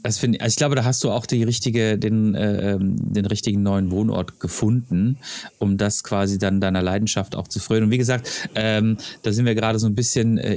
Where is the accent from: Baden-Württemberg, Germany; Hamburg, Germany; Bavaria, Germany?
Baden-Württemberg, Germany; Freiburg; moved away; ich komme aus Freiburg